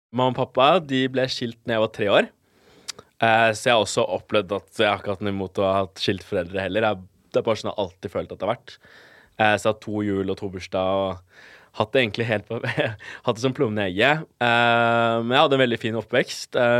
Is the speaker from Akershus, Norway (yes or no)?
yes; Bærum, Akershus, Norway; also born or lived in Colombia; jeg er oppvokst på Jar